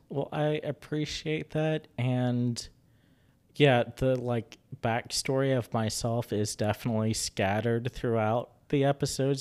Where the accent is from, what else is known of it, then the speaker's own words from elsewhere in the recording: Charleston, West Virginia, United States; now in Huntington, United States; I grew up in Charleston